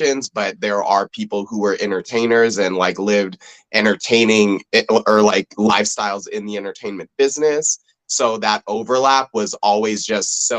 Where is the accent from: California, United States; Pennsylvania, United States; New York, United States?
California, United States; Los Angeles; I grew up in the San Fernando Valley of Los Angeles, so I'm a Valley boy